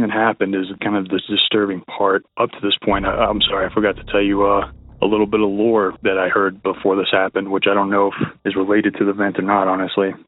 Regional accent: Texas, United States; now in Boulder, United States; I'm from Texas. I'm currently residing in Colorado in the Boulder area.

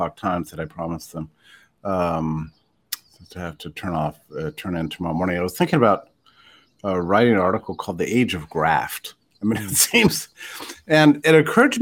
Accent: West Texas, United States; I was raised in Texas and West Texas.

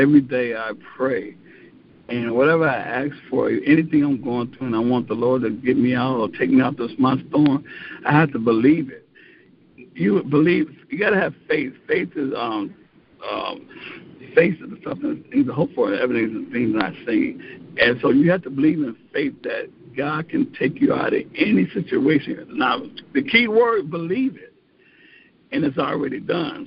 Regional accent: Joliet, Illinois, United States; Born and raised in Joliet, Illinois

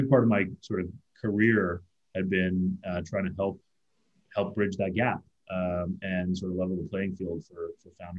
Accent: Toronto, Ontario, Canada; also born or lived in India / Chicago / San Francisco; I was born in India. Moved to Toronto via Chicago when I was a kid, and studied engineering

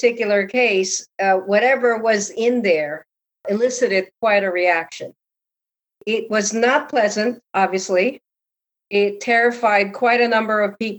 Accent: Connecticut, United States; because I lived in Connecticut, I'm from Connecticut

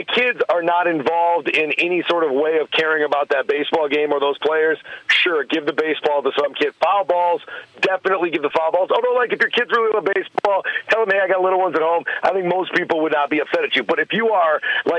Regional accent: Sioux Falls, South Dakota, United States; growing up in Sioux Falls, South Dakota, as I did for 15 plus years

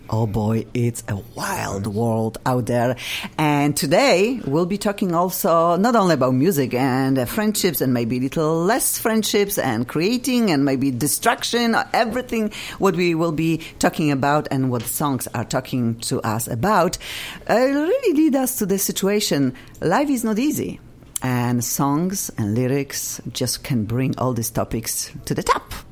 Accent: Poland; English is a second language; now in Los Angeles, United States; I'm from Poland and I will never lose my accent

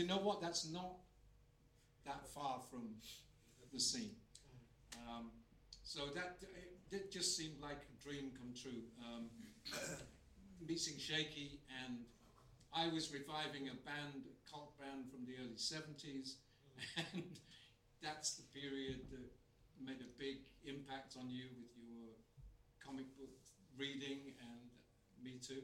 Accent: Bridlington, Yorkshire and the Humber, United Kingdom; I'm from Bridlington in Yorkshire, and seaside town.

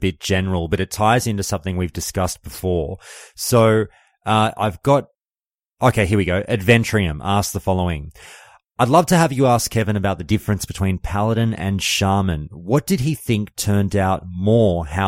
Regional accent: Australia; I'm an Australian

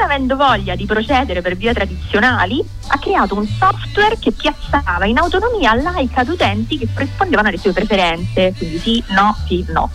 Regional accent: Rome, Lazio, Italy; io vengo da Ostia, ma sono, sono una di Ostia

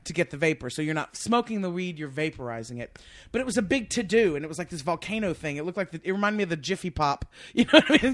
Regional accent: Lake Charles, Louisiana, United States; also born or lived in New Orleans; I'm really from Louisiana, originally from New Orleans, but I grew up in Lake Charles, really

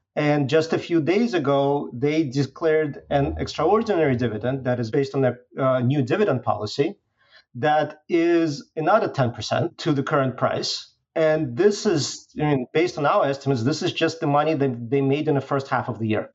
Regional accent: Belarus; moved away; originally I'm from Belarus.

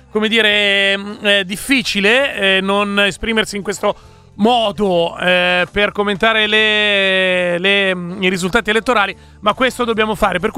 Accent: Piacenza, Emilia-Romagna, Italy; Ragazzi, senza offesa, ma da Piacentino posso dire fortunatamente non sono lombardo.

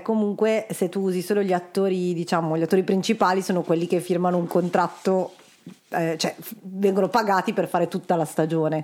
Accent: Milan, Lombardy, Italy; vengo da Milano

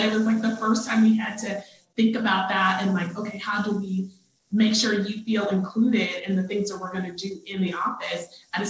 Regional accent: North Carolina, United States; accent: Southern; So I'm from North Carolina, and I grew up with a very thick Southern accent.

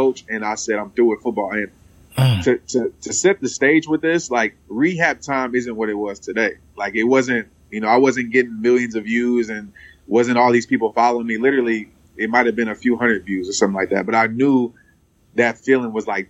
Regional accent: Fort Worth, Texas, United States; I still stay in Fort Worth. I'm from Fort Worth.

